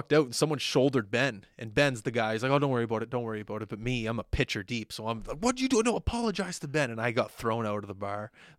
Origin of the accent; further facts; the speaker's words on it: Canada; And it just being Canadian there too.